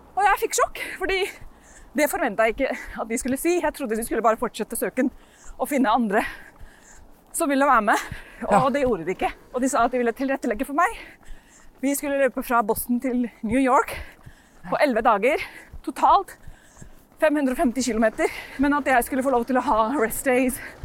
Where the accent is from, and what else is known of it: Norway; also born or lived in London, England